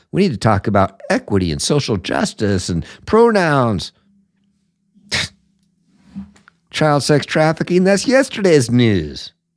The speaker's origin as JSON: {"language": "English", "town": "Seattle", "region": "Washington", "country": "United States", "tie": "born or raised there", "said": "Seattle, my hometown"}